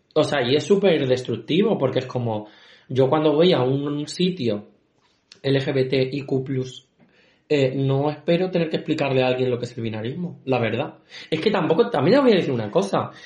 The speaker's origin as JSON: {"language": "Spanish", "town": "Valdepeñas", "region": "Castilla-La Mancha", "country": "Spain", "said": "somos de Valdepeña"}